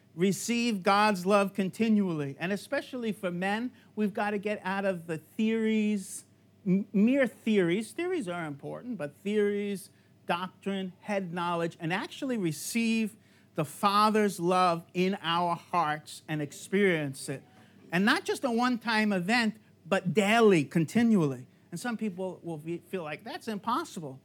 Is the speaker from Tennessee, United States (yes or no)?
no; New York, United States; moved away; I'm from New York